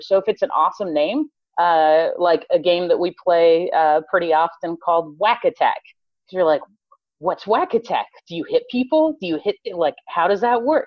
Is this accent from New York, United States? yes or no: no; Colorado, United States; moved away as an adult; now in Texas, United States; was born and raised in Colorado